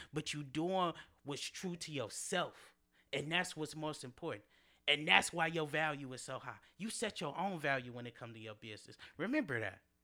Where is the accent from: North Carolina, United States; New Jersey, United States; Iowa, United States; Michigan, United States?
Michigan, United States; Detroit; growing up in Detroit, going to my high school